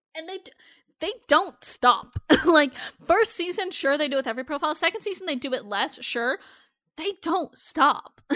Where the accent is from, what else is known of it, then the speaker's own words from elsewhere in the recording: Iowa, United States; I'm from Iowa